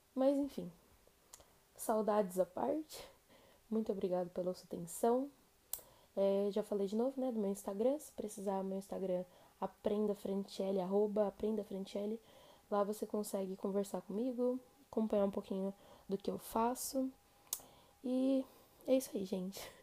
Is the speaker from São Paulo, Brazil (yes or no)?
yes; São Paulo, Brazil; Como a gente é de São Paulo